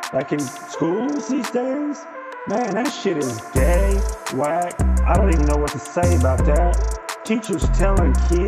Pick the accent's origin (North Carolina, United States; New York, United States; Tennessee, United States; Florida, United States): Tennessee, United States; Cairo; I'm from Cairo, Tennessee. It's a little different. It's about 15 minutes over, but it's still a suburb next to Germantown.